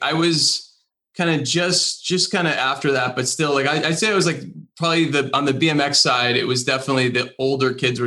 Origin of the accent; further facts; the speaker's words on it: New Jersey, United States; I grew up in New Jersey, just outside of New York City.